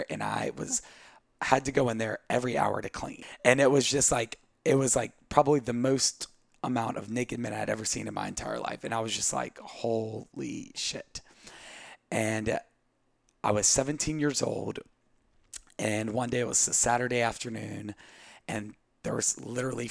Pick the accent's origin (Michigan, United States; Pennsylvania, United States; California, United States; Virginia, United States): Virginia, United States; Southwest; moved away as an adult; also born or lived in Brazil; now in Charleston, United States; I grew up in Southwest Virginia